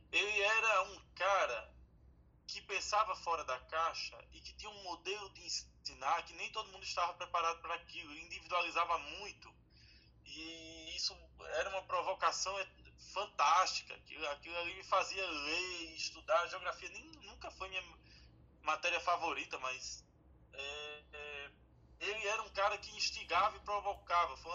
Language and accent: Portuguese; Vitória de Santo Antão, Pernambuco, Brazil; moved away; Você imagina, da minha turma de colégio, só eu saí de Vitória, né? O restante de tudo ficou.